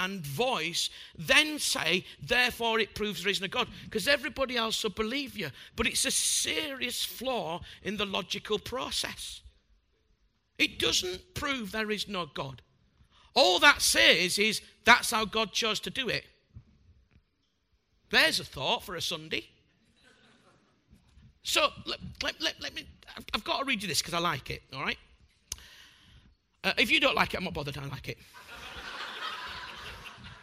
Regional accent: Bradford, Yorkshire and the Humber, United Kingdom; I'm a butcher from Bradford

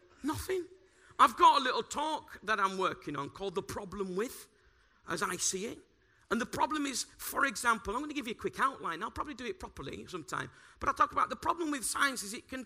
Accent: Bradford, Yorkshire and the Humber, United Kingdom; moved away; I'm from Bradford

